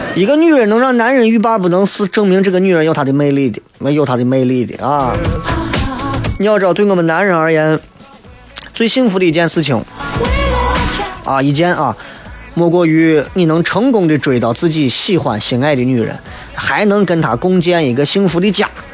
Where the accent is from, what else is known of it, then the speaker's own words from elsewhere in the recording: Xi'an, Shaanxi, China; 作为西安人，不够了解西安